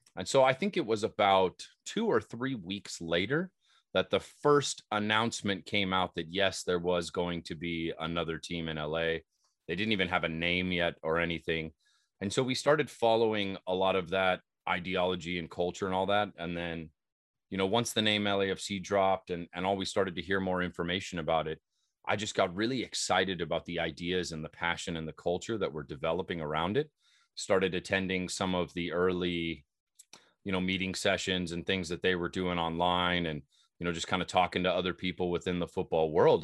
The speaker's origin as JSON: {"language": "English", "region": "Southern California", "country": "United States", "tie": "born or raised there", "said": "growing up in Southern California"}